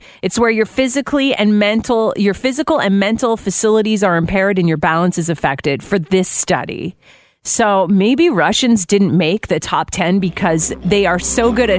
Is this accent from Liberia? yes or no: no; Ireland; Yes. I'm Irish, definitely heavy drinkers from Ireland, but it's not any of the countries you've mentioned.